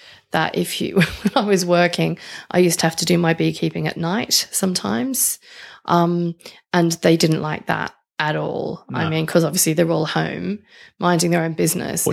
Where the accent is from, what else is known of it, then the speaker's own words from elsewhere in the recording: Australia; accent: Australian; my Australian accent